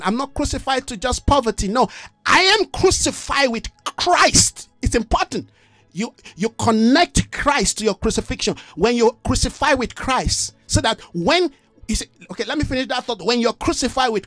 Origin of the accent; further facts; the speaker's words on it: Nigeria; I'm a Nigerian, but I am not of Nigeria